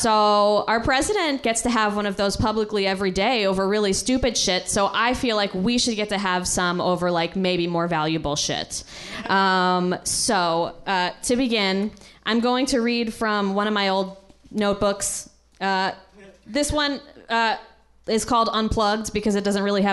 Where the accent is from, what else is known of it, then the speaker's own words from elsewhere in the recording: Guilford, Connecticut, United States; now in Los Angeles, United States; I grew up in Guilford, Connecticut